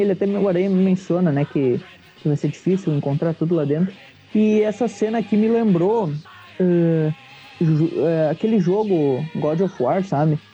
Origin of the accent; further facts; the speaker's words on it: Rio Grande do Sul, Brazil; eu sou do Rio Grande do Sul. Por isso que A gente usa tri como gíria aqui